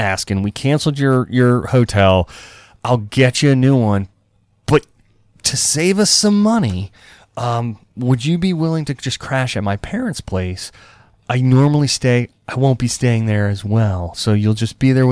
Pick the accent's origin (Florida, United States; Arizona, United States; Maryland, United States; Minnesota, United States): Maryland, United States; Cambridge; Cambridge, my hometown over on the Eastern Shore